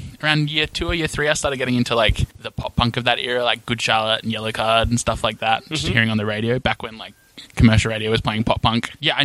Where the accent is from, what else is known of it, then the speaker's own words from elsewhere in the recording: Perth, Western Australia, Australia; So I grew up in Sorrento and went to school there